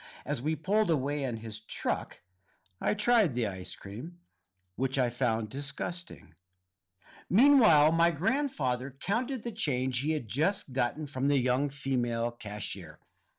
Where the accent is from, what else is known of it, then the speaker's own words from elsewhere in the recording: California, United States; I grew up in Southern California, but both of my parents grew up on the East Coast.